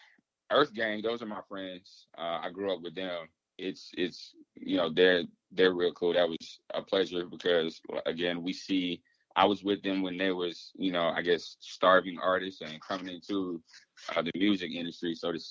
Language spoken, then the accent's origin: English; the South, United States; So, growing up in the South, as you know, we have a draw. We have accent.